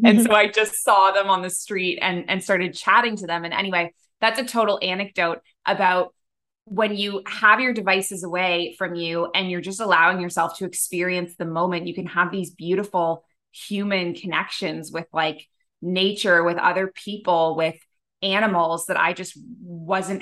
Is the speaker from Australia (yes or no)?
no; Toronto, Ontario, Canada; moved away as an adult; also born or lived in Abu Dhabi; now in Bali, Indonesia; my time in Canada where I grew up in Toronto